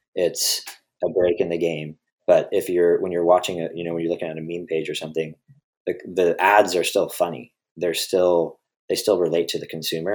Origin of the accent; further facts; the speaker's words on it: Redwood City, California, United States; also born or lived in Boulder, Colorado; I was from Redwood City